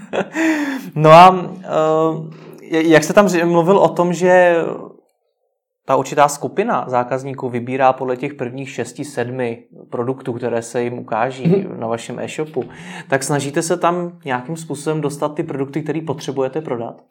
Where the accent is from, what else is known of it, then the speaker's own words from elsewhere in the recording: Czechia; jsme jako Češi